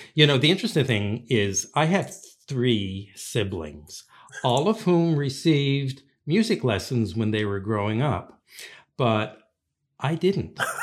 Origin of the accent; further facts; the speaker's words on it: St. John's, Newfoundland and Labrador, Canada; now in Prince Edward Island, Canada; I grew up in Newfoundland, and, uh, most of my childhood was in Saint John's, Newfoundland